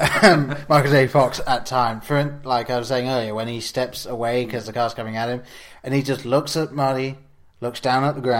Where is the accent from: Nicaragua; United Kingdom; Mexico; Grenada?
United Kingdom; England; growing up in England, we didn't have the DeLorean.